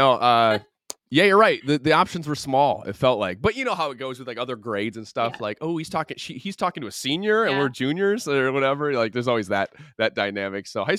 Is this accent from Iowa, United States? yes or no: no; Toledo, Ohio, United States; We grew up near Toledo, Ohio, which was our big city, which is just crazy to say now.